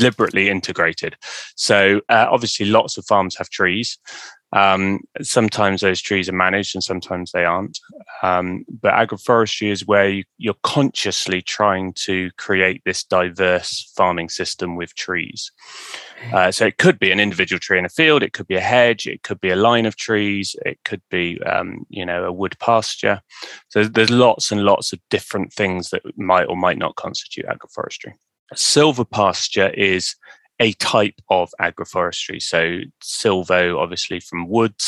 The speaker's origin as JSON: {"language": "English", "area": "Somerset", "region": "South West England", "country": "United Kingdom", "tie": "born or raised there", "moved": "yes", "lives_now": "Wiltshire, United Kingdom", "said": "I was born in Somerset"}